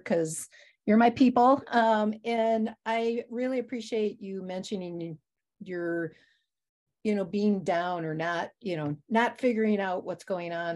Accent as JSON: {"language": "English", "region": "Wisconsin", "country": "United States", "tie": "born or raised there", "said": "I grew up in Wisconsin"}